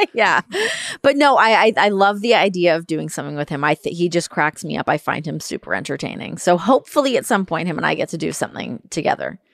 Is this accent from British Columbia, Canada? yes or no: no; Toronto, Ontario, Canada; we're obviously both from Toronto